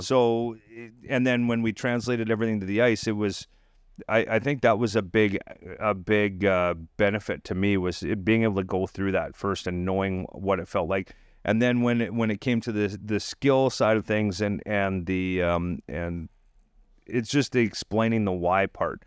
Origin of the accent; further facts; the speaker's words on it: Dinsmore, Saskatchewan, Canada; now in Tulsa, United States; my hometown in Dinsmore